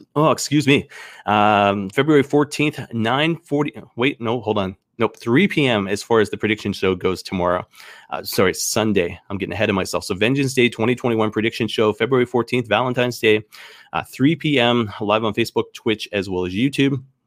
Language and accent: English; Canada; I'm proud Canadian